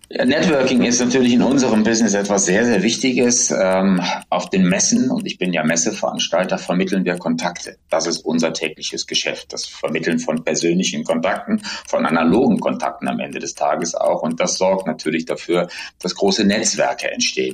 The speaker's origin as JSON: {"language": "German", "town": "Bonn", "region": "North Rhine-Westphalia", "country": "Germany", "tie": "born or raised there", "moved": "as an adult", "lives_now": "Hamburg, Germany", "said": "bin aber gebürtiger Rheinländer tatsächlich, komme aus der ehemaligen Bundeshauptstadt Bonn. Aufgewachsen bin ich dort"}